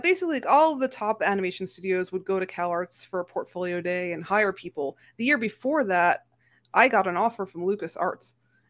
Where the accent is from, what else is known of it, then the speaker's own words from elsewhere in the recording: New England, United States; But like we're growing up in the Ivy League corridor, between like Harvard and Dartmouth, right?